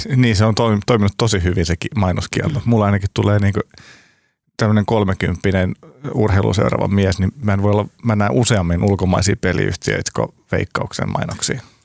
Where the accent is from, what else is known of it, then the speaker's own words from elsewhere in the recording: Turku, Southwest Finland, Finland; now in Helsinki, Finland; Mä oon kotoisin Turusta